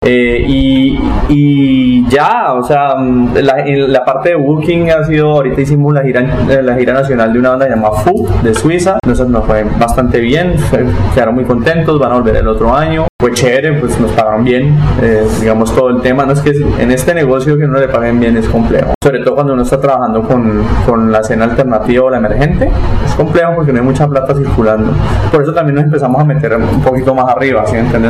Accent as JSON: {"language": "Spanish", "town": "Cali", "region": "Valle del Cauca", "country": "Colombia", "also_born_or_lived": "Ibagué, Colombia / Bogotá, Colombia", "said": "yo soy caleño"}